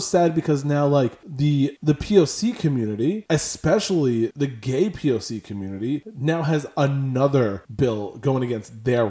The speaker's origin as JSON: {"language": "English", "region": "Florida", "country": "United States", "said": "we are from Florida, obviously."}